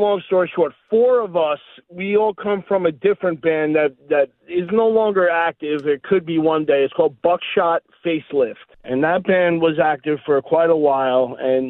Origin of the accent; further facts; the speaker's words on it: New York City, New York, United States; moved away; couple guys from Long Island, I'm from Staten Island, so we're all moved all over the place now